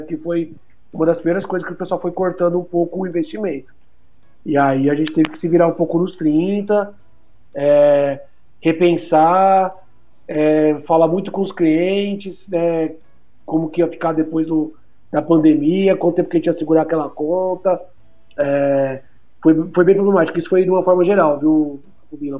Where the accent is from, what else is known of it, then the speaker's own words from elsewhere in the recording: Fortaleza, Ceará, Brazil; also born or lived in São Paulo; Eu nasci em São Paulo, mas eu vim de São Paulo para cá com 4 anos. É... De pra Fortaleza, na verdade, mudei.